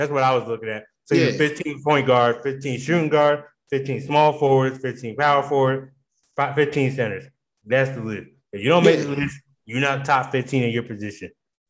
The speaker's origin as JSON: {"language": "English", "region": "Pennsylvania", "country": "United States", "tie": "born or raised there", "said": "growing up in Pennsylvania, it was all Iverson. Everybody knew that. So, like, I grew up an Iverson fan."}